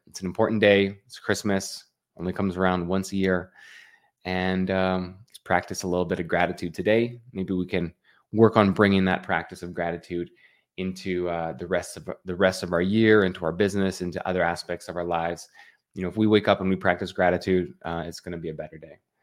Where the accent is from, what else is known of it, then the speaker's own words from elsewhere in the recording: Canada; I'm from Canada.